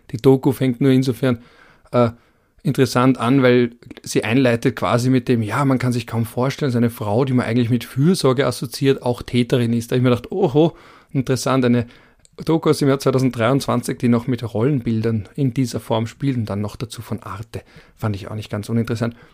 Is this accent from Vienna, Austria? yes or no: yes; Vienna, Austria; Ich komme auch aus Wien und verstehe die Vorarlberger Politik auch nicht.